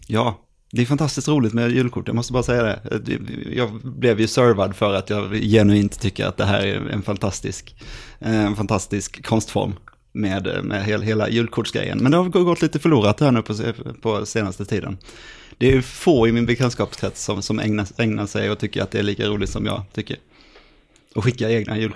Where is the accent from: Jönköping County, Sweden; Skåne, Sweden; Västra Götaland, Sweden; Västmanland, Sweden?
Jönköping County, Sweden; Jönköping; Jag kommer från, eh, från Jönköping